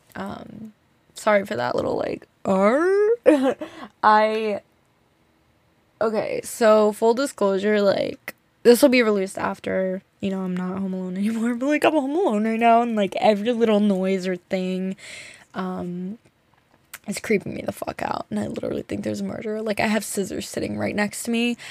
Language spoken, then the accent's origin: English; New Jersey, United States; we grew up in New Jersey, like, in a nice area